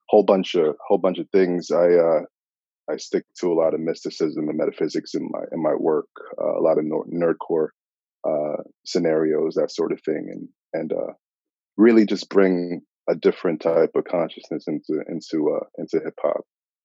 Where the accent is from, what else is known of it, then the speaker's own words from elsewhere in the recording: New York City, New York, United States; I grew up in Queens.